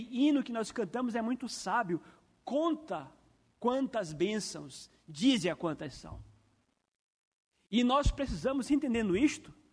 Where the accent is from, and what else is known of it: Brazil